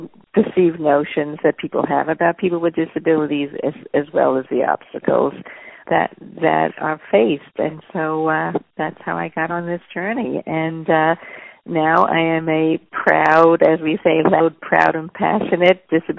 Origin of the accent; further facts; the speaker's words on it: New York, United States; moved away as an adult; also born or lived in Boulder, Colorado; I'm originally from New York